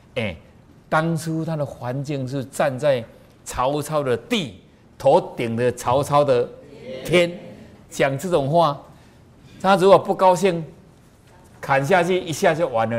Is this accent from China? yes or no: no; Taiwan; 你看我们台湾人就这么好